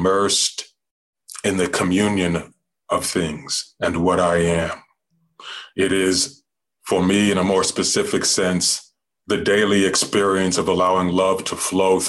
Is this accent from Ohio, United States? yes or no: no; New Mexico, United States; I was born in the desert by the river, the Rio Grande, and that is absolutely a soaked and drenched indigenous land, Puebloan, Diné, Navajo, Hopi, Apache, and that's where I grew up